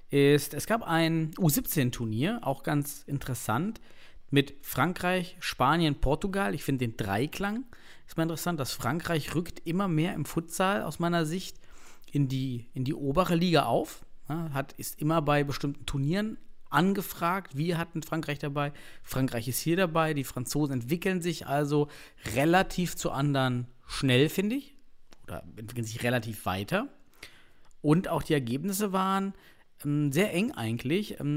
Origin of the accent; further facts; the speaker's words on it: East Germany, Germany; Man ich bin aus dem Osten, ich bin